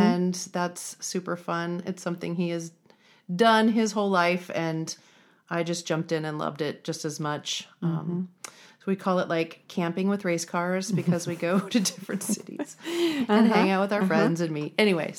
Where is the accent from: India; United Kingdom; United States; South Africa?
United States; Fremont, Nebraska; I grew up in Fremont.